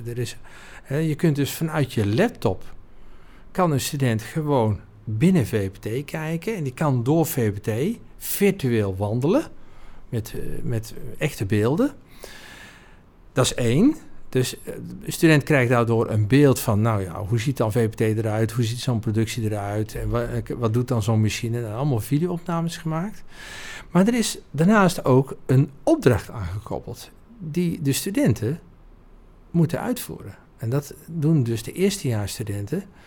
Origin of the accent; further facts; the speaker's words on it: Oudheusden, North Brabant, Netherlands; geboren en getogen in Oudheusden. Dat is een heel klein dorpje naast de mooie vesting Heusden.